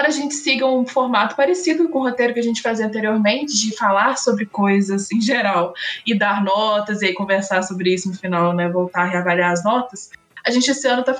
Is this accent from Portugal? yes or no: no; France; Portuguese is a second language; Então, assim, eu falo como quero, sou francesa.